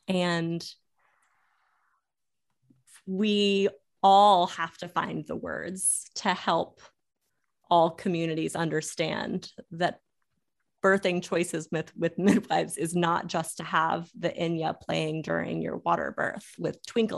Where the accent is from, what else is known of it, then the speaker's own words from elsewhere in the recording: Florida, United States; also born or lived in Louisiana; But growing up in Florida and Louisiana and seeing midwifery change and adapt